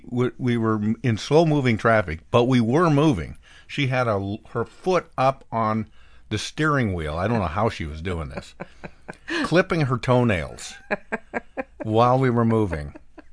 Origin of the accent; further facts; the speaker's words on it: Bend, Oregon, United States; moved away; my hometown of Bend, Oregon.